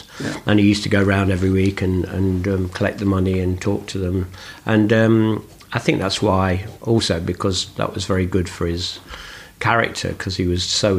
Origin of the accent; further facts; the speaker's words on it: Nottingham, East Midlands, United Kingdom; also born or lived in Beeston, Nottinghamshire; Nottingham, which is my hometown